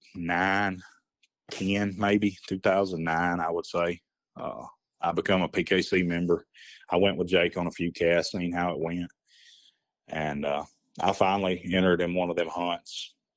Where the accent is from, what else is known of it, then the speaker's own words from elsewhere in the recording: Hamilton, Alabama, United States; I grew up here in Hamilton